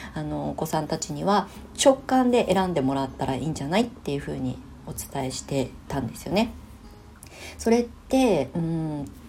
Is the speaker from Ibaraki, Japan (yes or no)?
yes; Ibaraki, Japan; moved away; 生まれ故郷の茨城県に帰ってきて、まあ、U ターンしてきて